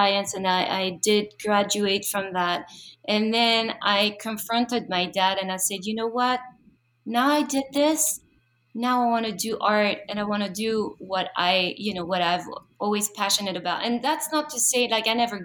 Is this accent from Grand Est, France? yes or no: no; Paris, Île-de-France, France; moved away; I was born and raised in Paris.